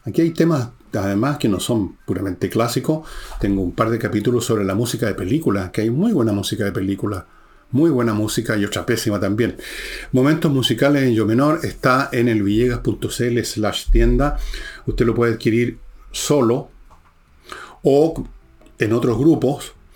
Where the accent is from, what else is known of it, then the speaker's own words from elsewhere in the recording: Chile; somos así los chilenos